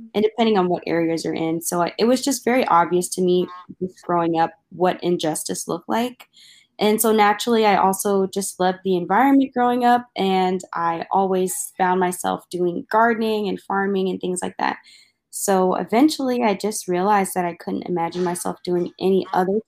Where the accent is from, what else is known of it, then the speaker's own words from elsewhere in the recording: Maryland, United States; Growing up in my home state of Maryland